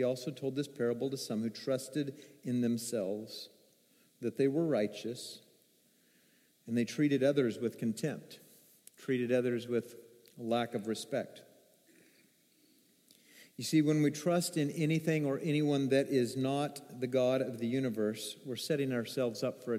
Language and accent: English; Arkansas, United States; I'm from Arkansas. That's some of my roots